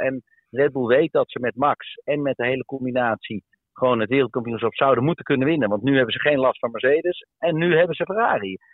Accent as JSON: {"language": "Dutch", "country": "Netherlands", "said": "wij bedoel ik dan als Nederlanders"}